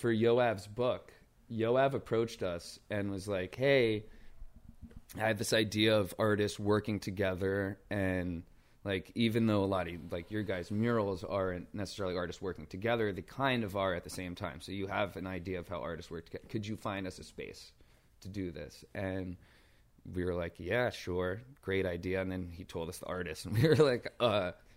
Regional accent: New York City, New York, United States; I grew up in, uh, Brooklyn Heights in downtown Brooklyn

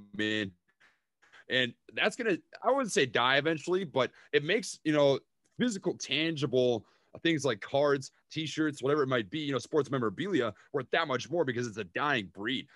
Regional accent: Minnesota, United States; accent: Minnesota; now in Oklahoma, United States; my hometown in Minnesota

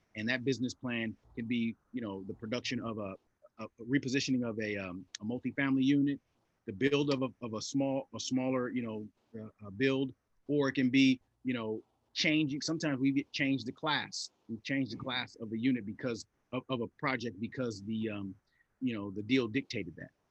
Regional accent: Los Angeles, California, United States; I grew up in South Los Angeles in the '80s

